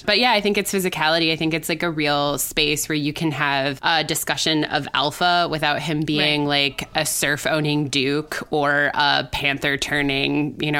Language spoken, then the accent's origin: English; Wisconsin, United States; I grew up in Wisconsin, where the Packers are more a religion than a team.